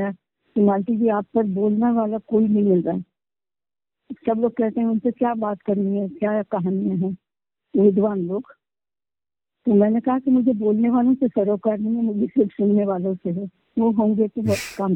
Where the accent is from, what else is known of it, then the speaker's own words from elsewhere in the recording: India; first language Marathi; Hindi is a second language; मराठी मेरी मातृभाषा है